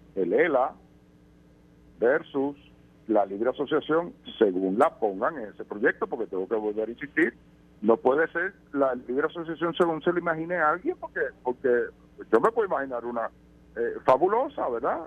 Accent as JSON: {"language": "Spanish", "country": "Puerto Rico", "tie": "born or raised there", "said": "por la que tú y yo nacimos, eh, que nos hace ciudadanos americanos por nacer en Puerto Rico"}